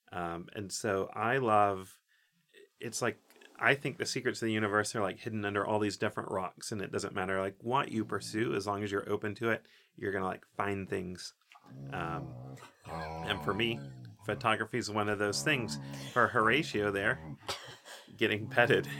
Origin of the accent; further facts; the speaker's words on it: Oak Ridge, Tennessee, United States; I grew up in Oak Ridge, Tennessee, which is, so it's Tennessee, East Tennessee